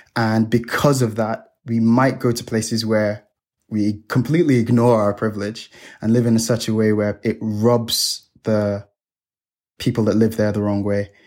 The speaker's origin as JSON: {"language": "English", "country": "Nigeria", "moved": "yes", "lives_now": "Hong Kong", "said": "I'm Nigerian. I come from a third world country."}